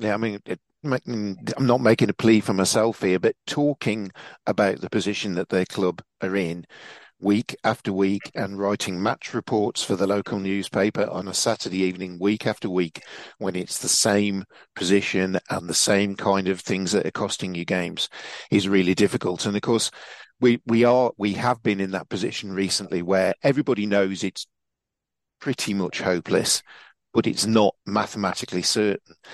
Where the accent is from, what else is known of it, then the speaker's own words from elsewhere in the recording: England, United Kingdom; And you know, as much as I am an Englishman, I'm going there as a as a neutral